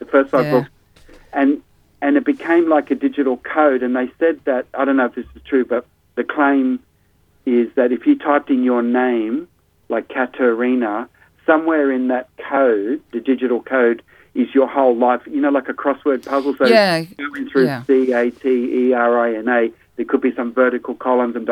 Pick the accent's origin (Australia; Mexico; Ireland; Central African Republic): Australia; Sydney, New South Wales; in my 20s when I grew up in Sydney